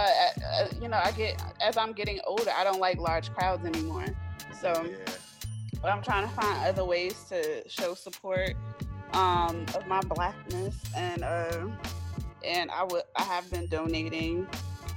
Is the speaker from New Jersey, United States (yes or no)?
yes; New Jersey, United States; I'm from Jersey